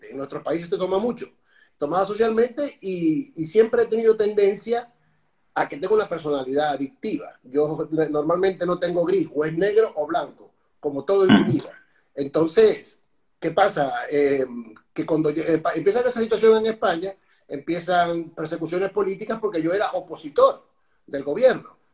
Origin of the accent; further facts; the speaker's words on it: Venezuela; soy venezolano. Eh, tuve un accidente muy joven a los 21 años, un accidente de, coche en Venezuela, en mi país.